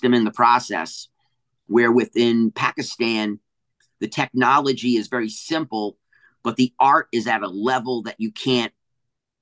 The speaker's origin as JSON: {"language": "English", "area": "New England", "region": "Rhode Island", "country": "United States", "tie": "born or raised there", "also_born_or_lived": "Hawaii / Bay Area, California / Humboldt, California", "moved": "yes", "lives_now": "Northern California, United States", "said": "I grew up in New England on the coast"}